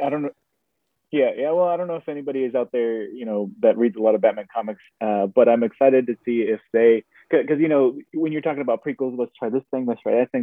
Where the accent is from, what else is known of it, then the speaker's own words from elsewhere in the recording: Austin, Texas, United States; growing up in Austin, there's no home team